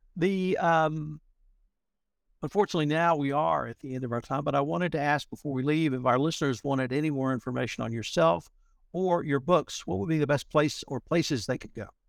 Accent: Texas, United States; I'm from Texas

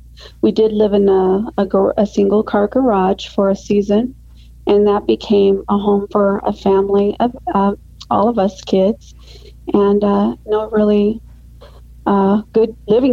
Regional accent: Phoenix, Arizona, United States; I was raised here in the Valley of the Sun in Arizona, and I love the Valley

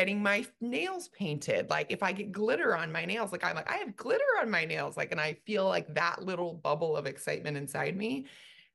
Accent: California, United States; moved away as an adult; now in Dallas, United States; we moved from California. We've been in California for every minute of my life

